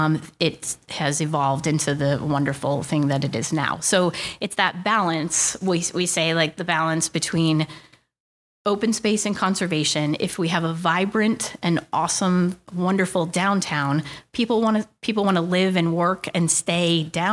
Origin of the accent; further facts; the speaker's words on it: Westerly, Rhode Island, United States; also born or lived in Boston / Virginia; I again grew up here, went to high school, went to St. Pius Catholic School, and then went to Westerly High, and then I went to school in Boston. I went to Boston College, studied English. I moved to Virginia for a couple of years